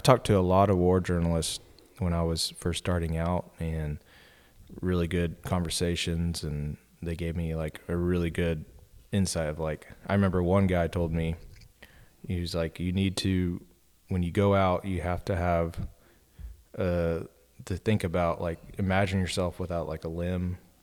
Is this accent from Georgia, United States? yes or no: no; Austin, Texas, United States; I grew up in Austin